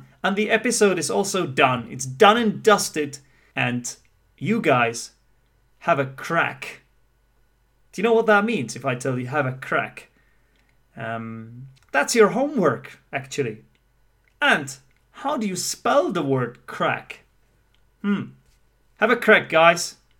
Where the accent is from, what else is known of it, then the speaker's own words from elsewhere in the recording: United Kingdom; what happens is that as a Brit